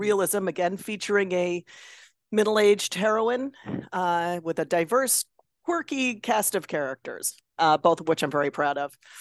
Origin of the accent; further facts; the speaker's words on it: Chicago area, Illinois, United States; I'm from Chicago